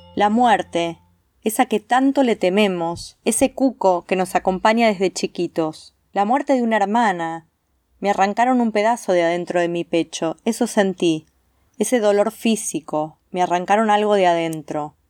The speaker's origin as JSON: {"language": "Spanish", "town": "Godeken", "region": "Santa Fe", "country": "Argentina", "tie": "born or raised there", "moved": "as an adult", "lives_now": "Rosario, Argentina", "said": "Nosotros somos de un pueblo muy pequeño que se llama Godeken, en el sur de Santa Fe, a 150 kilómetros de Rosario, ciudad donde yo vivo hace tiempo, desde el 2003, que me vine a estudiar licenciatura en comunicación social y acá me quedé"}